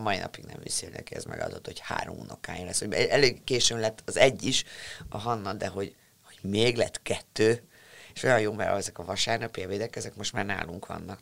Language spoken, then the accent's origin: Hungarian; Budapest, Hungary; te budapestiként